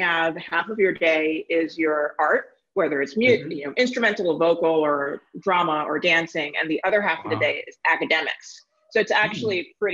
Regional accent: New York City, New York, United States; also born or lived in London; I was born and raised in Manhattan

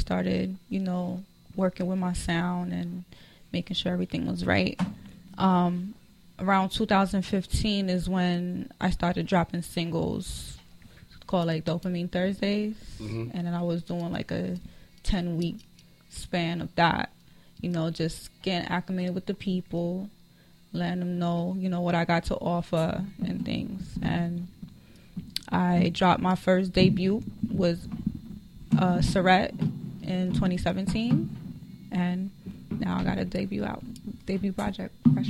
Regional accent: New York, United States; born or raised there; moved away

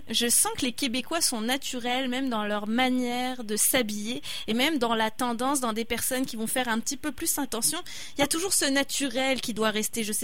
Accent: France; je suis française

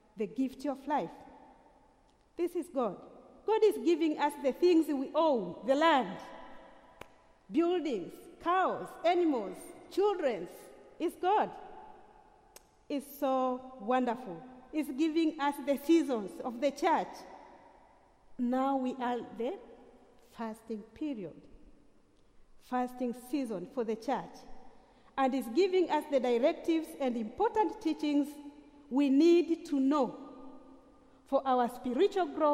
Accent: Tanzania; I am coming from Tanzania, ordained canon, the first woman principal of a theological college in Tanzania

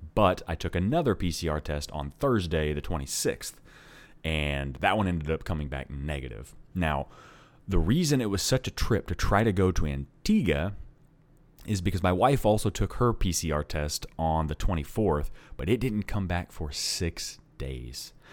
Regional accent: Oklahoma, United States; I am from Oklahoma

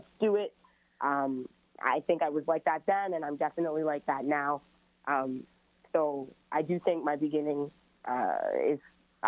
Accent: Brampton, Ontario, Canada; also born or lived in Toronto; I lived in Toronto for the first 8 years of my life, so, like, I definitely am a Torontonian, but, you know, basically nine and up, I was in Brampton

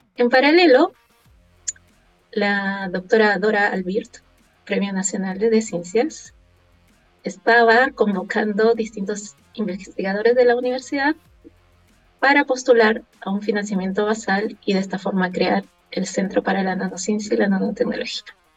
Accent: Lima, Peru; now in Chile; como buena limeña

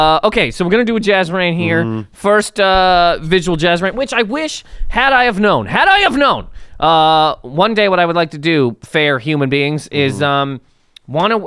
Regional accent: Canada; now in United States; I am full-on Canadian. Maple syrup runs through my veins

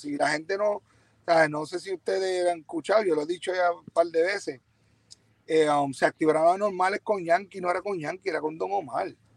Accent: Ponce, Puerto Rico; yo estaba pegado en mi pueblo, en Ponce

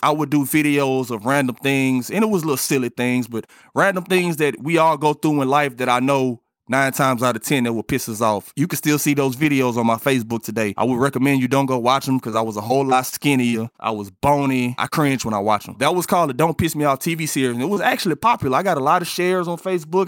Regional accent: Port Arthur, Texas, United States; moved away as an adult; now in Houston, United States; where I come from, I come from Port Arthur. It's not nothing glamorous out there, and I lived in the projects

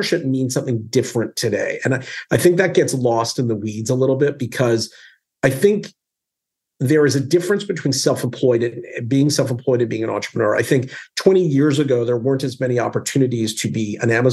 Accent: Calgary, Alberta, Canada; I grew up in Alberta in Canada in a city called Calgary.

